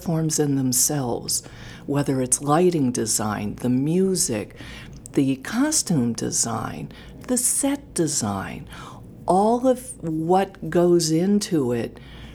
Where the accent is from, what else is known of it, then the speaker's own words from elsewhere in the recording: Contoocook, New Hampshire, United States; moved away as an adult; also born or lived in Boston / Portland, Maine; I grew up in Contoocook, New Hampshire